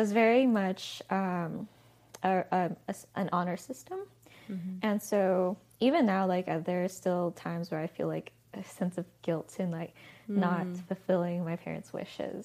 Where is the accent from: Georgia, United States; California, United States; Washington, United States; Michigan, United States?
California, United States; Diamond Bar; I grew up in California, Diamond Bar, typical Asian family